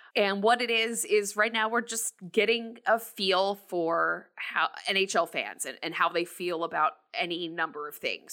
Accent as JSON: {"language": "English", "region": "New Jersey", "country": "United States", "tie": "born or raised there", "also_born_or_lived": "New York", "said": "I was born in New York, but raised in New Jersey, um, I live in New Jersey"}